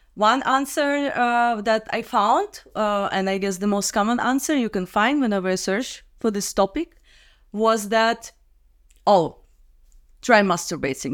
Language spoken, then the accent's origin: English; Minsk, Belarus; moved away as an adult; now in Prague, Czech Republic; I'm from Minsk, Belarus. But for the last ten years, I live in Prague, Czech Republic